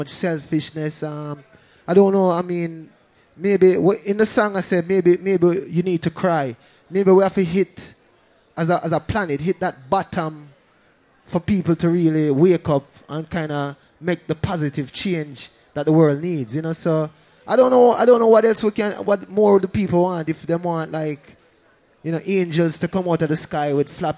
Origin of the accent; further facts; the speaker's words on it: Kingston, Jamaica; we grew up in Trenchtown, but no, our family was poor at the time